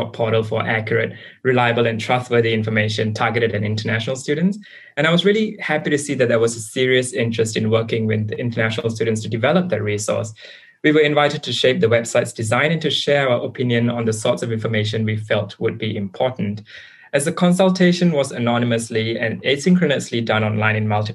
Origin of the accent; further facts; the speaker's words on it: Singapore; moved away as an adult; now in New South Wales, Australia; I come from Singapore